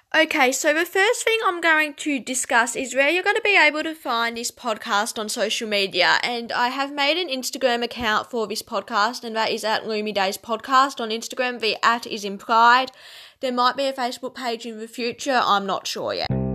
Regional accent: Tasmania, Australia; I am from Tasmania, which is an island at the bottom of Australia.

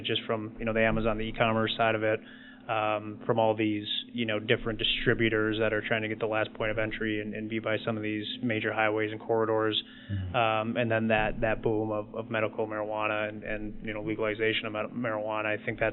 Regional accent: Plymouth, Minnesota, United States; also born or lived in Madison, Wisconsin; I grew up in Plymouth.

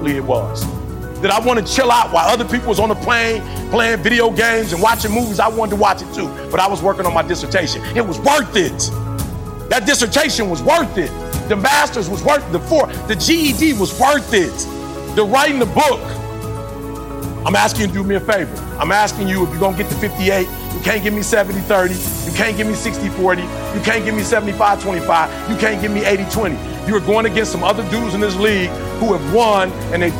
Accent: Detroit, Michigan, United States; I'm from Detroit.

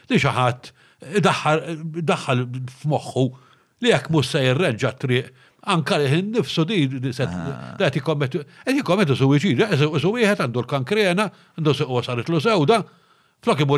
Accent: Malta; aħna trifti, aħna eh, hardworking.

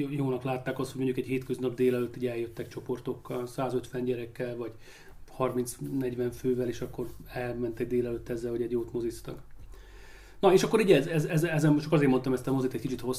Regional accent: Szombathely, Vas, Hungary; Valamiért attól függetlenül, hogy én szombathelyi vagyok, meg itt éltem, meg itt, itt ide kötődöm, még így is nehéz volt.

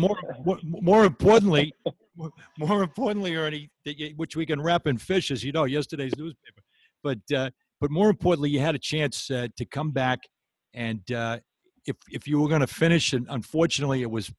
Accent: Rhode Island, United States; I grew up listening to Johnny Most with the transistor radio as a kid growing up in Rhode Island

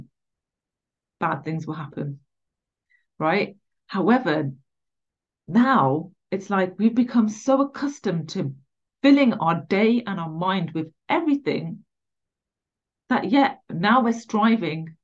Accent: England, United Kingdom; I was born in England, so I'm English.

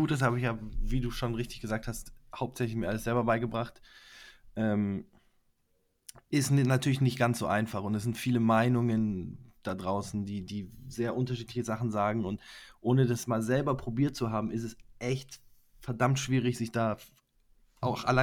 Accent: Munich, Bavaria, Germany; Ich komme aus München, arbeite jetzt seit einigen Jahren im Bereich Suchmaschinenoptimierung.

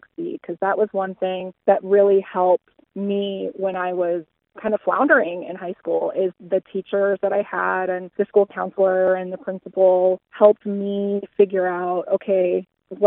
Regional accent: Havre, Montana, United States; also born or lived in Missoula, Montana / United Kingdom; I grew up in Haver and I attended the Haver School District my whole life until I graduated from Haver High School in 2002.

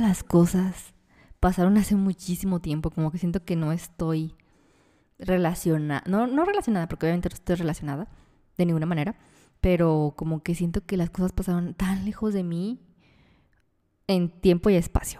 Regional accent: Mexico; nosotros como mexicanos o latinoamericanos

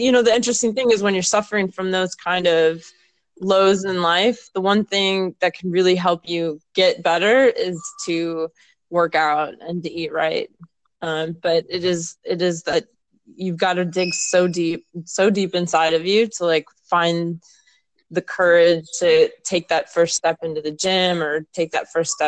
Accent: Minnesota, United States; I'm from Minnesota

